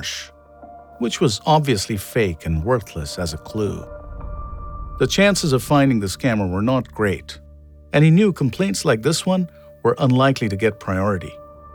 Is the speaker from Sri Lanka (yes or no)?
no; India; I was born and raised in India